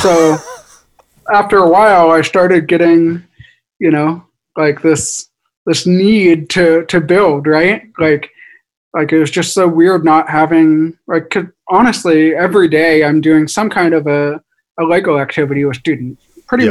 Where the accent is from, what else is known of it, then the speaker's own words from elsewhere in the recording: Seattle, Washington, United States; my wife is from Japan and her family all lives in Japan and we're from Seattle